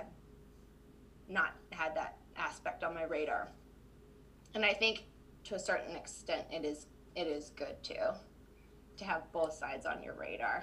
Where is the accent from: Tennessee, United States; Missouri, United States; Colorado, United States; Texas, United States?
Tennessee, United States; now in Loma Linda, United States; I grew up in Tennessee. I grew up in the Southeast